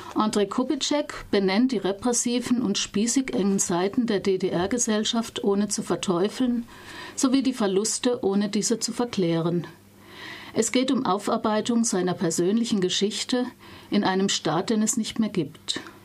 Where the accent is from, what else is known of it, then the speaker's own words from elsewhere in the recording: West Germany, Germany; für mich als Wessi